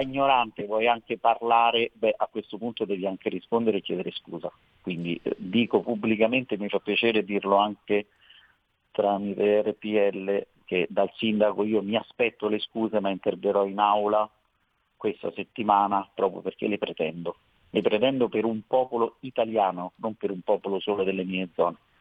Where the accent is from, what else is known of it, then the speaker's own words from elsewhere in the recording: Veroli, Lazio, Italy; io sono di Veroli, voglio far notare che Veroli è nella provincia di Frosinone